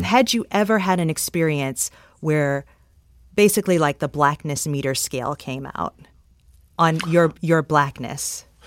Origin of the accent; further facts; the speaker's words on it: Detroit, Michigan, United States; I'm from Detroit